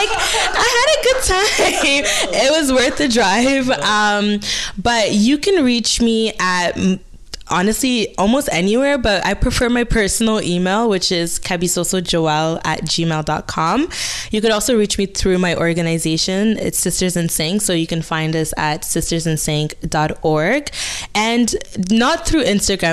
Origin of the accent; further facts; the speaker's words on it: DR Congo; English is a second language; now in Hamilton, Canada; I'm from the Democratic Republic of Congo.